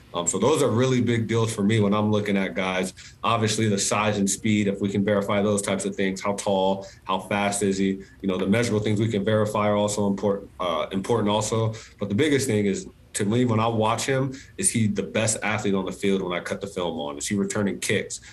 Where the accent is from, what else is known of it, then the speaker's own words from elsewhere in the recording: San Diego, California, United States; also born or lived in Boulder, Colorado; San Diego is home. You know, I, I love being here. My family's here. I met my wife here. Um, so obviously, Colorado's my alma mater. Um, but but San Diego's home. I, I, I, love being being in my hometown